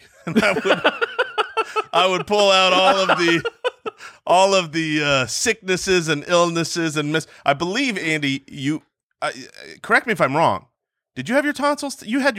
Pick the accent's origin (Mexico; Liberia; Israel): Israel; Jerusalem, Jerusalem District; born there; And I was born in Jerusalem, Israel, so I can't be president.